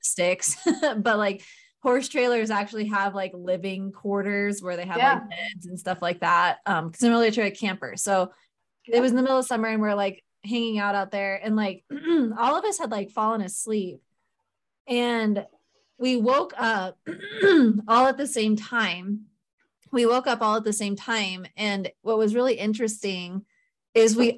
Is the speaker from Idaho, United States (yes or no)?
yes; Idaho, United States; I grew up in Idaho